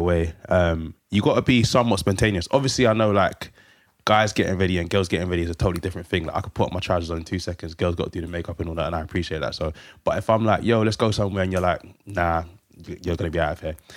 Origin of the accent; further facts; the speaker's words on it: London, United Kingdom; I'm from Hackney.